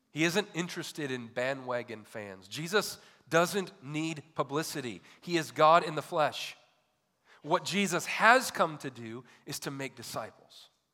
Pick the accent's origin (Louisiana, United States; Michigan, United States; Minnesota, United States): Michigan, United States; growing up in Michigan